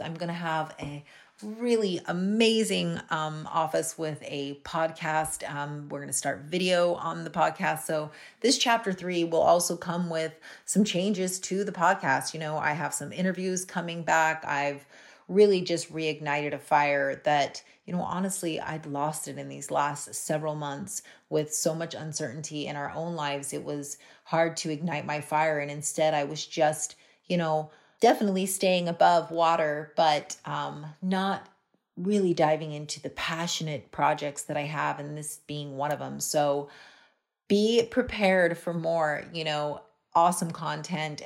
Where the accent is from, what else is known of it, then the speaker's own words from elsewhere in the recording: Hawaii, United States; also born or lived in West Palm Beach, Florida; now in Canada; I'm originally, I, I grew up in Hawaii